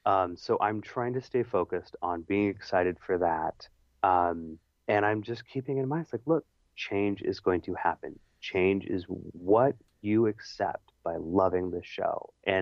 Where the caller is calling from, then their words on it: California, United States; hey, tell Peter hello, I'm listening from Northern California, woohoo